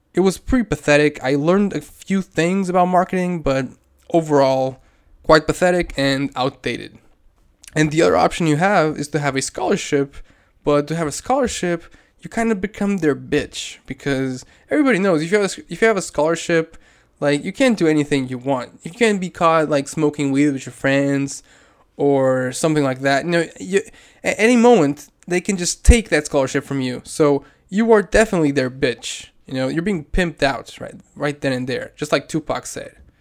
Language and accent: English; Portugal; I'm from Portugal.